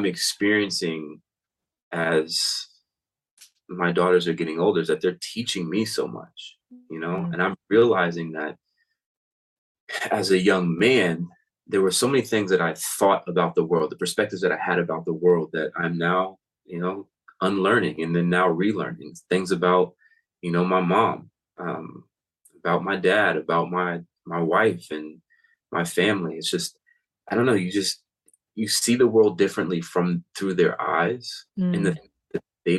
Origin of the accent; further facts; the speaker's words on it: Florida, United States; moved away as an adult; now in Pacific Northwest, United States; I grew up in Florida, so we didn't really have seasons